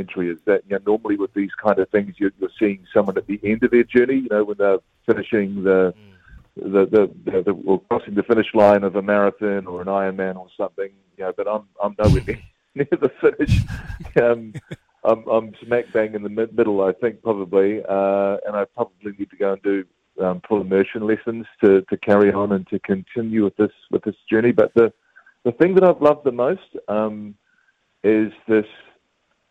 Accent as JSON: {"language": "English", "town": "Christchurch", "region": "Canterbury", "country": "New Zealand", "tie": "born or raised there", "said": "I grew up in Christchurch, so I'm a Crusader supporter"}